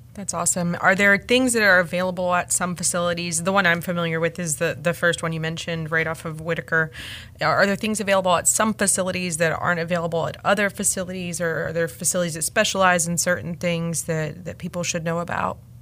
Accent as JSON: {"language": "English", "town": "Raleigh", "region": "North Carolina", "country": "United States", "tie": "born or raised there", "said": "I was born in born in Rex Hospital, raised in Raleigh, and I, I went to high school here"}